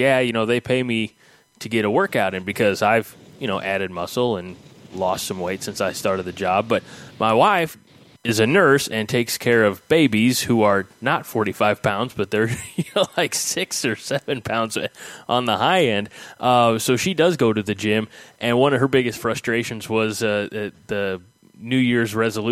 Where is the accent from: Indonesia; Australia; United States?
United States; We are from Clinton County, which doesn't mean anything to anybody in Nebraska, but you know, it's the rural you know, towns